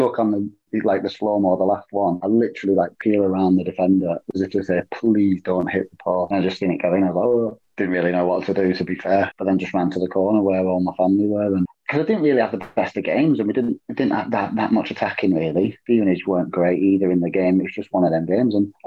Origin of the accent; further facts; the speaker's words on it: Flookburgh, North West England, United Kingdom; also born or lived in Barrow-in-Furness; I was born in Barrow. I grew up pretty much in Flukeborough, though, Grange, Shorver Sands, Flukeborough area.